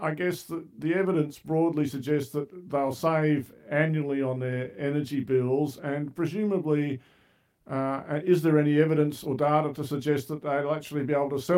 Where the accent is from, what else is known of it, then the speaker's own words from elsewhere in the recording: Australia; I'm certainly an Australian